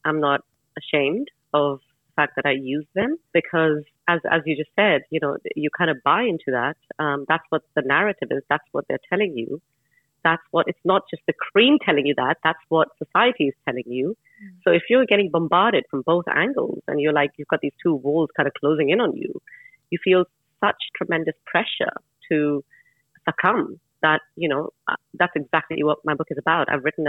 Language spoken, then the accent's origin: English; Japan; also born or lived in India; now in United Kingdom; I was born in India, raised in Japan, and I've been living in the UK since 2000. You know, I am Indian, I'm brown